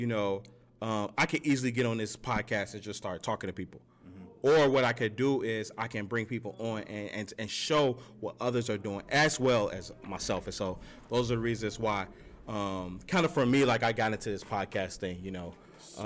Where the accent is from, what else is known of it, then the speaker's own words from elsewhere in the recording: Gary, Indiana, United States; I grew up, I'm from Gary, Indiana. I grew up there